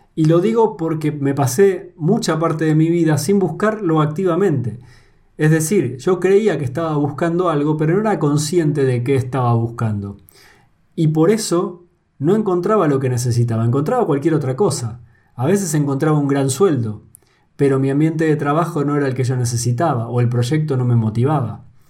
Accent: Argentina; moved away as an adult; now in Spain; Yo soy argentino y vivo en España

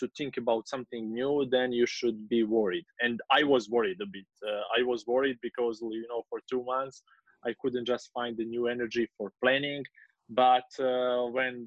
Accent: Kotor, Kotor Municipality, Montenegro; my hometown in Kotor.

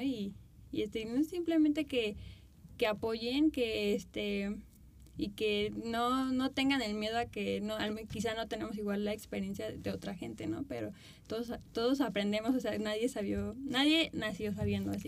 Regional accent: Morelia, Michoacán, Mexico; also born or lived in Mexico City; yo crecí aquí en Morelia en el modelaje

